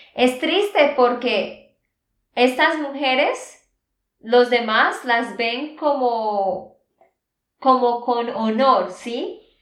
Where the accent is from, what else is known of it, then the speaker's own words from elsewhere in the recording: Santander, Colombia; de Santander, Colombia